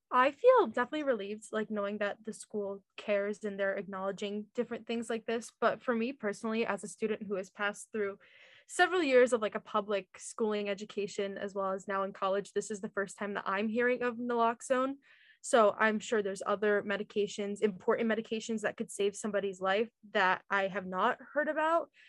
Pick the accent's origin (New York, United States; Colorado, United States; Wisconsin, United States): New York, United States; Oneonta; i'm from oneonta new york it's like upstate